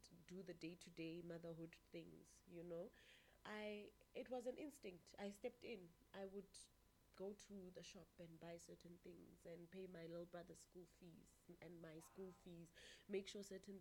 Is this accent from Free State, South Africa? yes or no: yes; Virginia, Free State, South Africa; I was born in the town, I don't know if I should call it small, Virginia in the Free State.